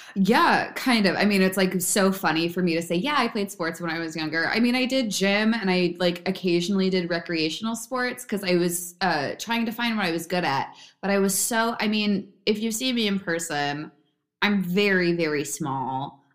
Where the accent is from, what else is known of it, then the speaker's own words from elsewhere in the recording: Bedminster, New Jersey, United States; I'm originally from uh, Bedminster, New Jersey